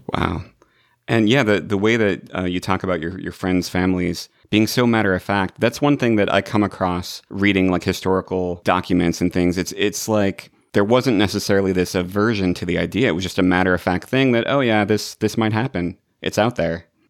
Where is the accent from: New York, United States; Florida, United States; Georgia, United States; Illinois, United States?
Illinois, United States; now in Los Angeles, United States; I'm in Los Angeles, but I grew up in Illinois.